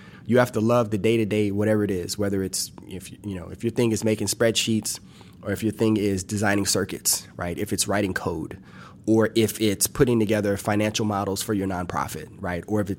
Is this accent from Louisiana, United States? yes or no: yes; Louisiana, United States; Well, it's more like a roux, because I'm from South Louisiana, so it's more like it's a roux.